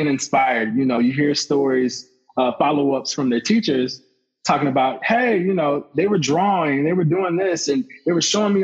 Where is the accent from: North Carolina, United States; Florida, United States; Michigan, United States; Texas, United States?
Florida, United States; Lakeland; also born or lived in Orlando, Florida; that's my hometown